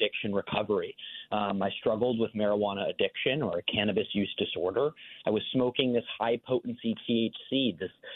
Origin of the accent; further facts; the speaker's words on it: Weston, Connecticut, United States; moved away as an adult; also born or lived in Westport, Connecticut; now in Washington, D.C., United States; I grew up in Weston and Westport and lived there for the first 18 years of my life